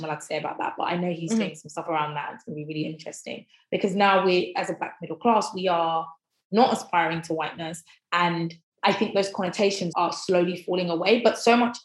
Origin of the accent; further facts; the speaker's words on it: Croydon, London, United Kingdom; also born or lived in Thornton Heath; I grew up in West Croydon and I live in Thornton Heath now.